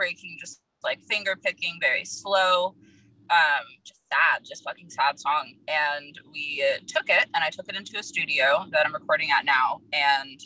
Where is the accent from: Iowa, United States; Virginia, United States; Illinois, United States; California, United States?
Virginia, United States; now in Los Angeles, United States; I'm in Los Angeles right now. I'm from Virginia originally